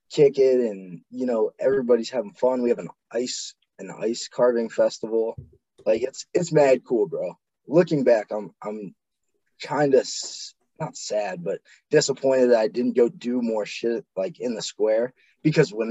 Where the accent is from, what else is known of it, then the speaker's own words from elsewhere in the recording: Medina, Ohio, United States; moved away as an adult; Originally from uh, Ohio, born and raised in Medina. Um, lived here all my life until I joined